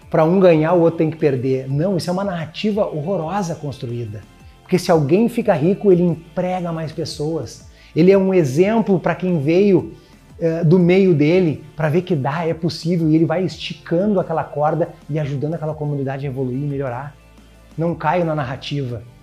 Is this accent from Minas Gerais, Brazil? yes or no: no; Porto Alegre, Rio Grande do Sul, Brazil; born there; Eu venho de uma família, eu nasci num bairro pobre em Porto Alegre